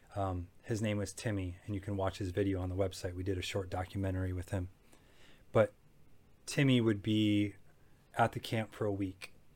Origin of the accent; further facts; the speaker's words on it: Macomb County, Michigan, United States; I grew up in Macomb County, a suburban area that was kind of known for above average living